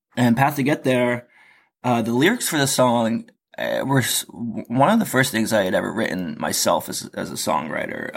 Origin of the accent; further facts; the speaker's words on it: East Coast, United States; moved away; also born or lived in Florida; I'm from the East Coast.